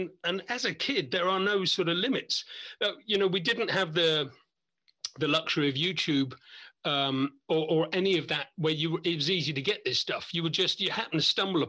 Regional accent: Isle of Wight, South East England, United Kingdom; I'm come from the Isle of Wight.

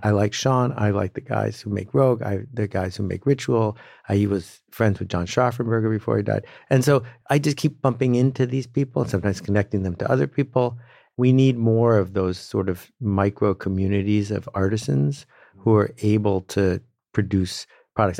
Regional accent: Northern Canada, Canada; I grew up in Northern Canada and became a canoeing instructor when I was sixteen

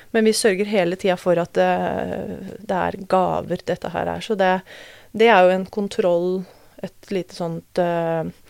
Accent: Norway; Født og oppvokst i Norge

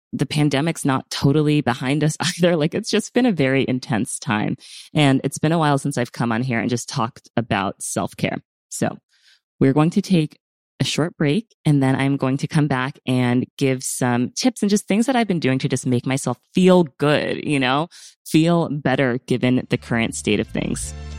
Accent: United States; I'm speaking as an American in America

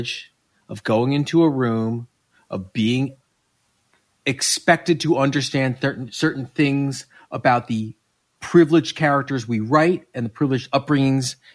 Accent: Westchester, New York, United States; I grew up in Westchester

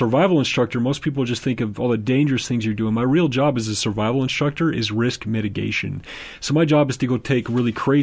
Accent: Southern California, United States; I grew up in Southern California

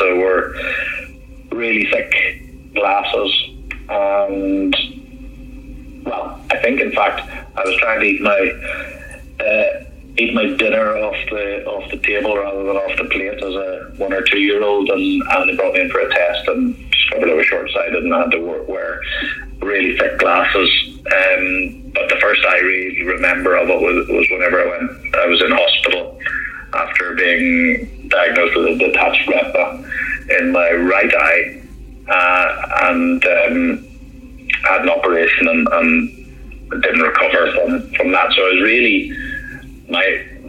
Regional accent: Holywood, Northern Ireland, United Kingdom; moved away as an adult; I grew up in Northern Ireland, just in a place called Hollywood

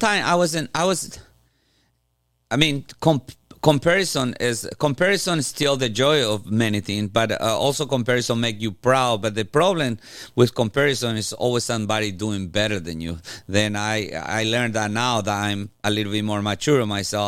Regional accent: Paraguay; moved away; I'm from Paraguay. It's a little country in South America. and one moment, Paraguay was maybe the second poorest country in Latin America, uh, beside Haiti. Uh, then I grew up in the middle of the woods in Paraguay

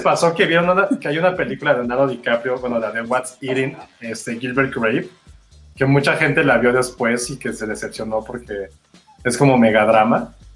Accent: Mexico

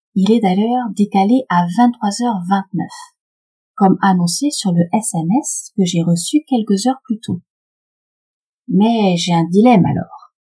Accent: Paris, Île-de-France, France; Je suis parisienne

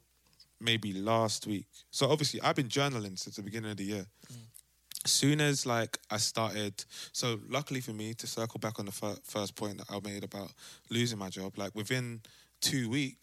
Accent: London, United Kingdom; moved away as an adult; now in Amsterdam, Netherlands; growing up in South and like from maybe 10, the age that you start to travel to school by yourself to the age that you have your own car

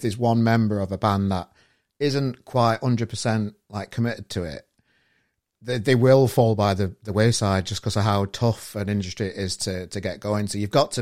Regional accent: Sheffield, Yorkshire and the Humber, United Kingdom; now in Manchester, United Kingdom; I'm from Sheffield originally

